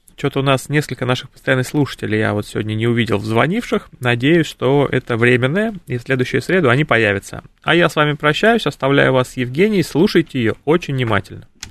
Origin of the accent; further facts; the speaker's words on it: Ivanteyevka, Moscow Oblast, Russia; я сам родился в Антеевке